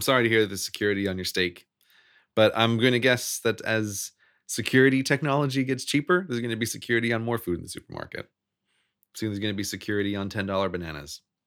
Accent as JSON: {"language": "English", "country": "United States", "tie": "born or raised there"}